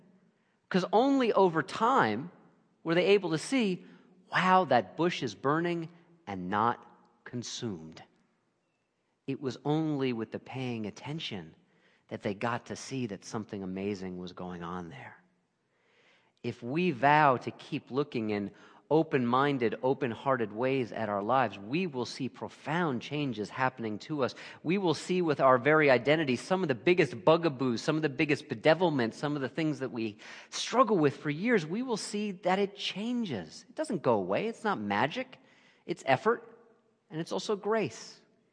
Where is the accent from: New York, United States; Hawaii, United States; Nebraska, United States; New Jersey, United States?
New York, United States; Brooklyn; born there; And I can't even attempt to give like a Brooklynese accent here, even though I was born in Brooklyn, so just imagine it.